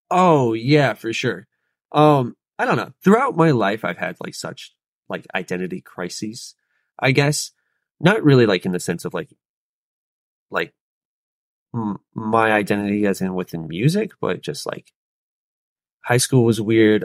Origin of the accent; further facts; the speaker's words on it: Charlotte, North Carolina, United States; I was born and raised in Charlotte